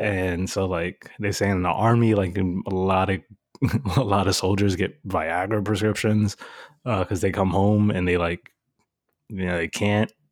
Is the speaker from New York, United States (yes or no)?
yes; New York City, New York, United States; Growing up in New York City